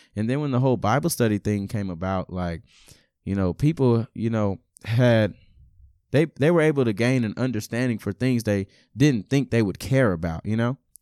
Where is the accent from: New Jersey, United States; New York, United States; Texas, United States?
Texas, United States; Beaumont; also born or lived in Lawrence, Kansas; I was born and raised in Lawrence, Kansas, uh, till about six or seven years old, and then we made a, a drastic move to Beaumont, Texas